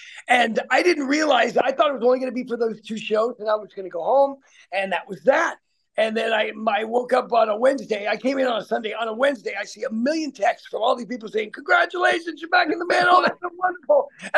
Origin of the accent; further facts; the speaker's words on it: Portland, Oregon, United States; I was from Portland in a metal band called Wild Dogs.